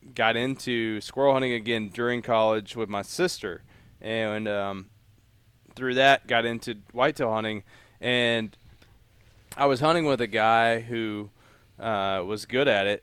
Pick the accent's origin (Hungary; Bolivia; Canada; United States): United States; Appalachia; moved away as an adult; also born or lived in Memphis / Kentucky; I grew up in Appalachia